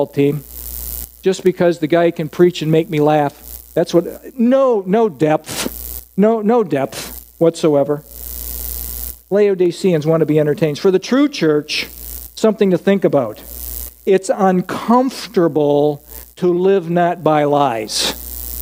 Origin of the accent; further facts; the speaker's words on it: United States; I'm an American